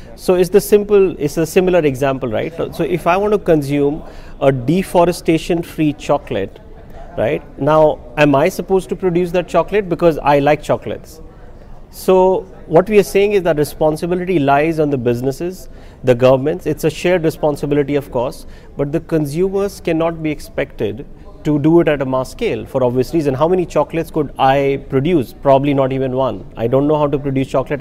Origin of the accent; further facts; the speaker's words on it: India; as an Indian, I have my values